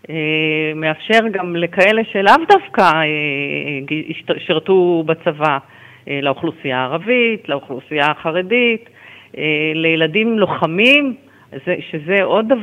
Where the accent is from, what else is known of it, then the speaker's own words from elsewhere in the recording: Beersheba, Southern District, Israel; born there; כן, נולדתי בבאר שבע.